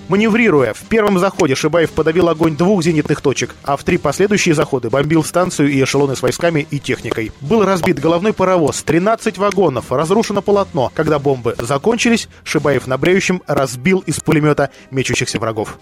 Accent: Vladimir, Vladimir Oblast, Russia; я из, из Владимира

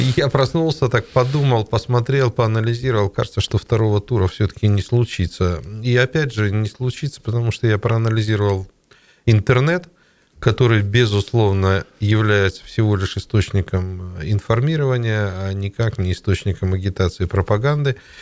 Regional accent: Siberia, Russia; мы же сибиряки

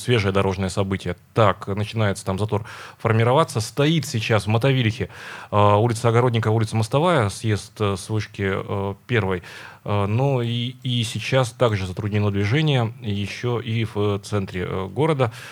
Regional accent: Urals, Russia; мы Уральцы

